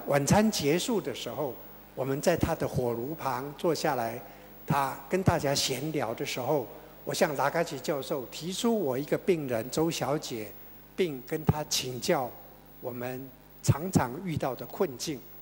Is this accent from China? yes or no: no; Taiwan; 我们台湾人